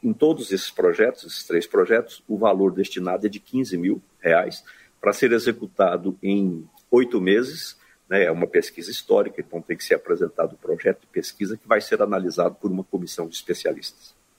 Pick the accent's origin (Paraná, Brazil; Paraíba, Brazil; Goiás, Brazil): Goiás, Brazil; eu estou na cidade de Goiás, que é a minha cidade natal